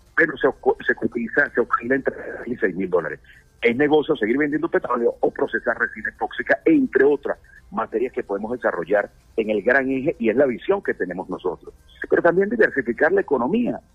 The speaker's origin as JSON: {"language": "Spanish", "region": "Anzoátegui", "country": "Venezuela", "said": "yo vengo de un Estado petrolero, yo soy del Estado Anzuate, en el pleno corazón de la faja petrolífera de del Orinoco"}